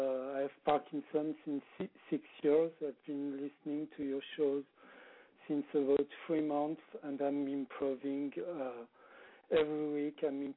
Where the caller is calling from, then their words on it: France; I'm calling you from France.